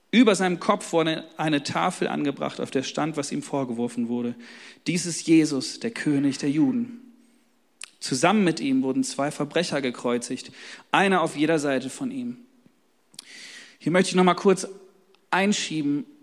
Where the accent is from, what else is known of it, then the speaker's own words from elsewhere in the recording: Hanover, Lower Saxony, Germany; ich komme aus Hannover, da haben wir nur Faschingsmontag irgendwie und so, das ist gar nicht so groß wie hier im Rheinland.